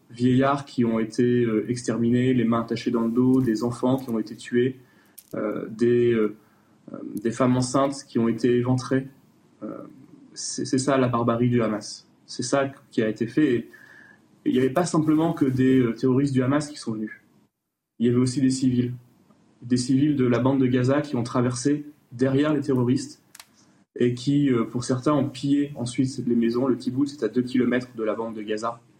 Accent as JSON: {"language": "French", "country": "France", "said": "Et que en tant que Français, nous avons le devoir euh, de pouvoir euh, expliquer au gouvernement israélien"}